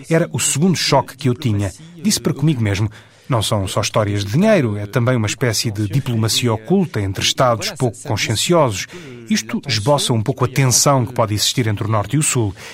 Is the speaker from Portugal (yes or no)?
no; Paris, Île-de-France, France; born there; Porque eu não sou de modo nenhum dessa zona da Europa. Nasci em Paris.